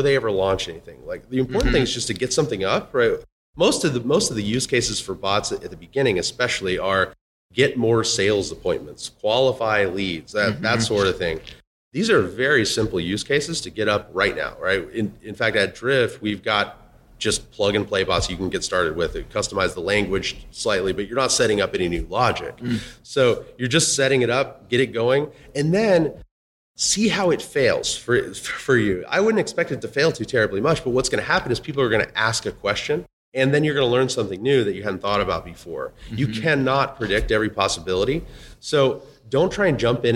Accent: Texas, United States; I'm from Texas

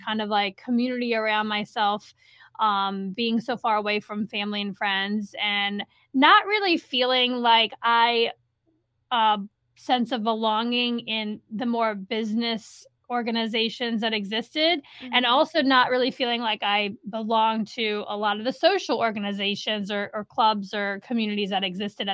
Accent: New Orleans, Louisiana, United States; moved away as an adult; also born or lived in upstate New York; now in Saratoga Springs, United States; I am originally from the New Orleans area

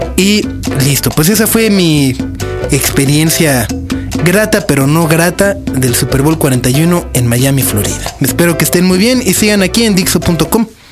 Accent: Mexico City, Mexico; soy de México

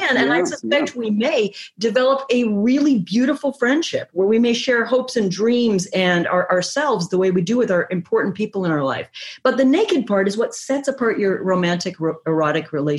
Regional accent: Canada; I'm Canadian

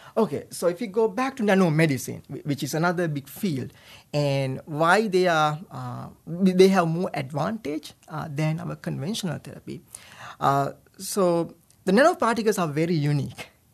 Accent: Sri Lanka; moved away as an adult; also born or lived in Rhode Island, United States; now in United States; I was born and raised in Sri Lanka

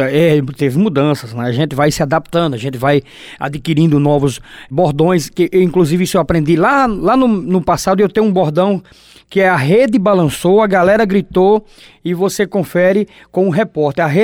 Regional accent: Paraíba, Brazil; o futebol da minha terra, o futebol paraibano.

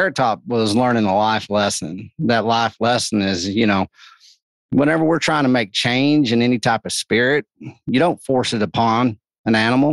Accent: Texas, United States; also born or lived in Austin; I'm from Texas

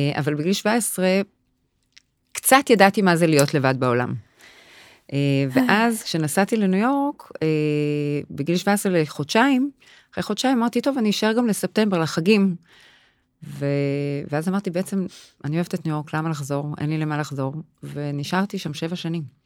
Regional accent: Tel Aviv, Tel Aviv District, Israel; אני אה. מתל אביב, מרמת אביב

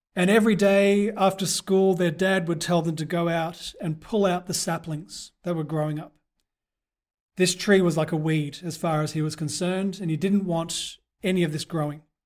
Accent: Perth, Western Australia, Australia; moved away; back in my hometown of Perth

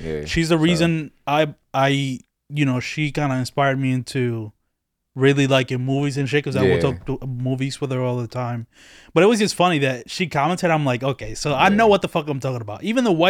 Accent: Dominican Republic; since I come from another country, right? Yeah. I was born in the Dominican Republic.

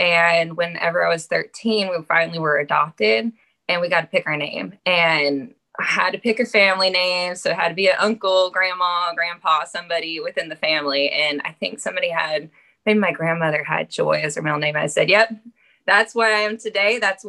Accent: Brea, California, United States; I grew up in Southern California, go SoCal, in Brea.

